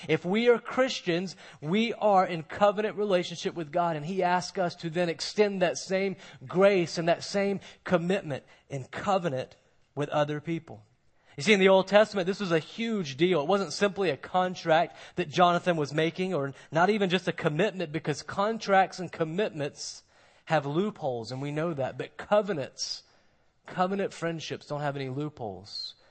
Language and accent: English; Moncks Corner, South Carolina, United States; now in Mount Pleasant, United States; I'm from Monk's Corner